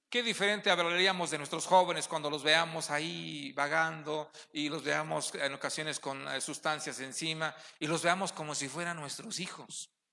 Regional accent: Ixmiquilpan, Hidalgo, Mexico; Somos de Ixmiquilpan

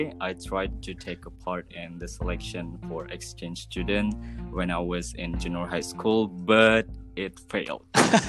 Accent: Kandangan, South Kalimantan, Indonesia; English is a second language; also born or lived in Banjarmasin; I was born and raised in Kandangan, which is the capital city of Hulu Sungai Selatan Regency.

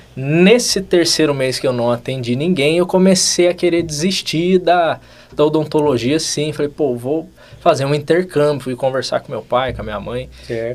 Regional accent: Cachoeira Paulista, São Paulo, Brazil; sou de Cachoeira Paulista, uma cidadezinha do Vale do Paraíba, 30 e poucos mil habitantes. Então me formei e voltei para minha cidade

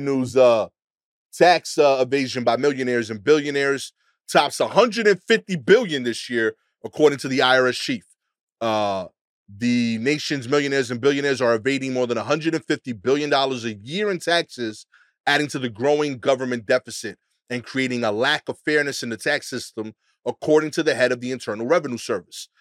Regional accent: New York, United States; as a New Yorker

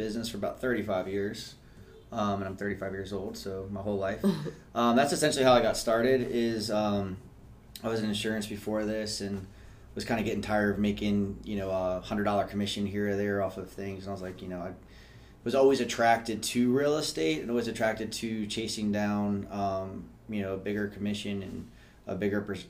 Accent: Rockville, Maryland, United States; also born or lived in College Park, Maryland; I've lived in like a 5 mile radius my whole life. I was born in Rockville

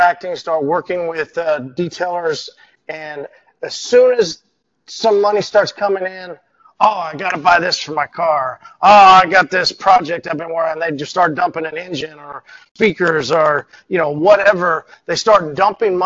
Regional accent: Oklahoma, United States; I'm from Oklahoma

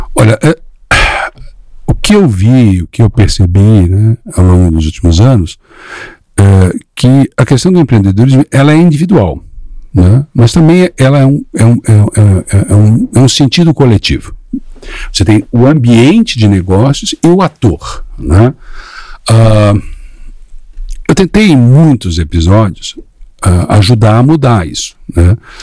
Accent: Blumenau region, Santa Catarina, Brazil; also born or lived in Florianópolis / São Paulo; Eu, eu sou de Santa Catarina, de, de, uma região assim de colônia, né? E muito bem sucedida, região muito bem sucedida, região de Blumenau.

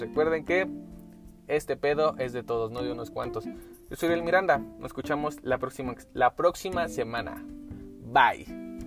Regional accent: Mexico; Somos mexicanos

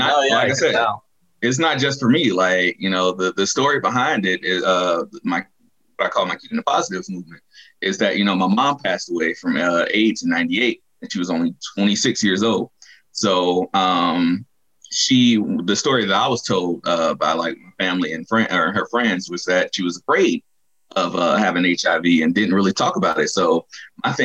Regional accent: Chicago, Illinois, United States; I'm from Chicago

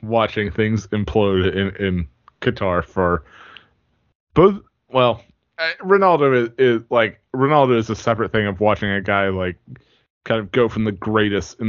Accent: United States; as an American, like, growing up here

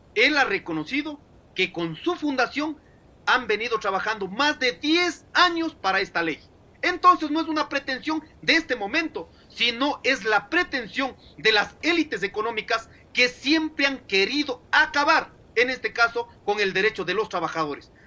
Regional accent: Ecuador; nosotros, como hijos de esta tierra, somos ecuatorianos

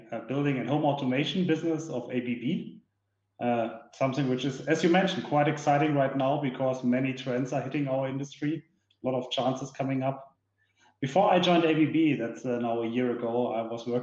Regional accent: Duisburg, North Rhine-Westphalia, Germany; now in Munich, Germany; I was born and raised in Duisburg, that's in the west part of Germany, right in the industrial heart. Currently, I'm living here in Munich.

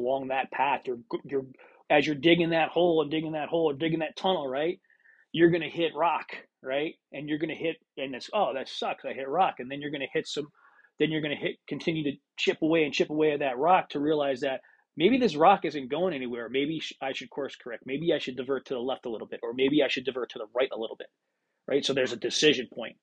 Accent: Pennsylvania, United States; moved away; Pennsylvania, because that's my home state

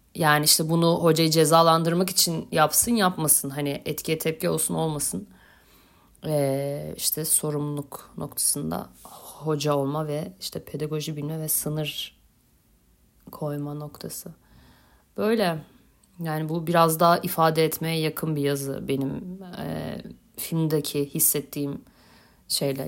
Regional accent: Beyoğlu, Istanbul, Turkey; also born or lived in Gültepe; Ben Beyoğlu'luyum

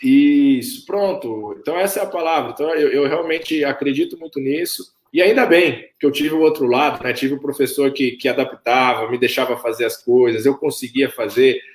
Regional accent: Camanducaia, Minas Gerais, Brazil; also born or lived in Campinas; now in Bragança Paulista, Brazil; eu cresci ali em Camanducaia, desenvolvi ali

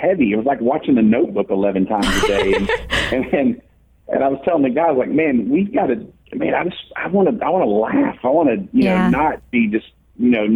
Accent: Dallas, Texas, United States; I grew up in Dallas

